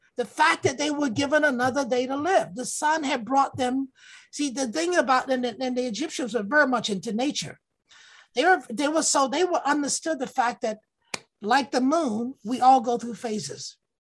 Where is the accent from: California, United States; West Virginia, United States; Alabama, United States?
Alabama, United States; That's not how I was raised in Alabama.